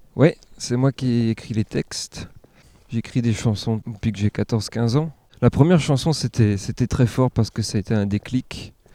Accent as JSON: {"language": "French", "town": "Ammertzwiller", "region": "Grand Est", "country": "France", "tie": "born or raised there", "also_born_or_lived": "Saint-Pierre-et-Miquelon", "said": "J'ai grandi dans le Sungo. Je suis né à Saint-Pierre-et-Miquelon. Et mon, père est alsacien, par contre, donc on est revenu. Euh, en Alsace"}